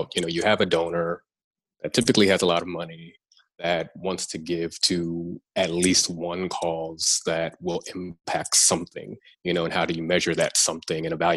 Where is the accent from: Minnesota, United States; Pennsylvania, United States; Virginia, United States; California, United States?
Pennsylvania, United States; Philadelphia; also born or lived in Washington, District of Columbia, United States; now in New York, United States; Represent North Philly all day. That's where I'm from